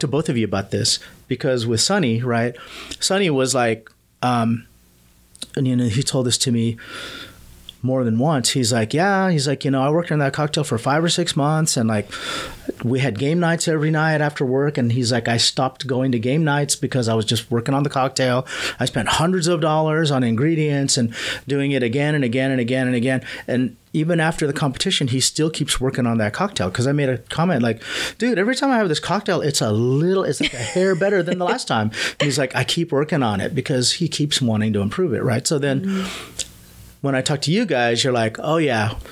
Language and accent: English; California, United States; also born or lived in Manila, Philippines; I'm a California boy